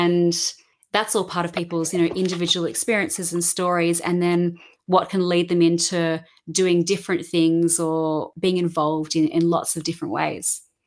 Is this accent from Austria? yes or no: no; Australia; growing up in Australia and, you know, so much nature around and the beach